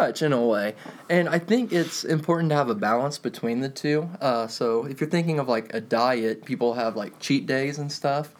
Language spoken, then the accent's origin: English; Shoals, Indiana, United States; I hail from Shoals, Indiana, population eight hundred